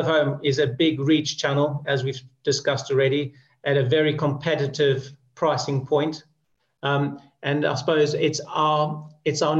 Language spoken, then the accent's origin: English; South Africa; moved away as an adult; now in United Kingdom; I grew up in South Africa